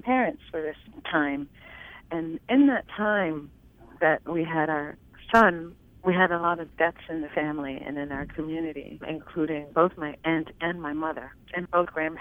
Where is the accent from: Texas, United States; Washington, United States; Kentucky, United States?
Kentucky, United States; Harlan County; I'm from Harlan County, Kentucky. So when you're from Appalachia